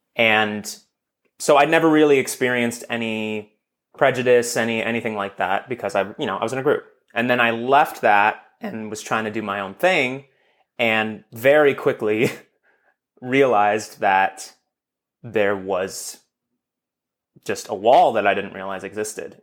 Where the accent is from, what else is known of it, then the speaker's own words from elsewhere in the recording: Los Angeles, California, United States; I grew up in Los Angeles